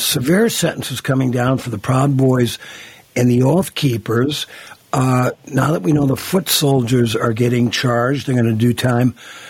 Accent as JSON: {"language": "English", "town": "Virginia", "region": "Minnesota", "country": "United States", "tie": "born or raised there", "said": "my hometown of Virginia, Minnesota"}